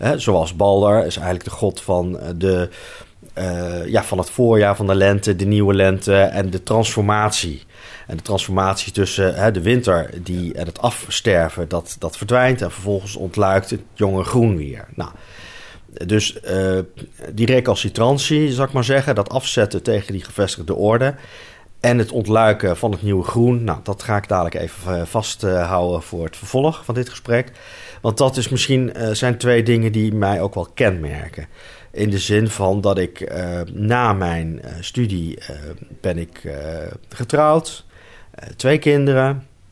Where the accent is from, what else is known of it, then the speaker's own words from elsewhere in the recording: Arnhem, Gelderland, Netherlands; ik ben geboren en getogen in Arnhem in een eh, hele rustige wijk